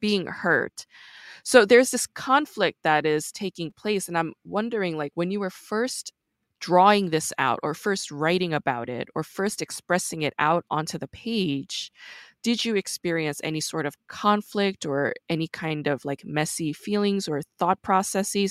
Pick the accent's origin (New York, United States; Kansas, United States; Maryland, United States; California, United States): New York, United States; I'm actually from New York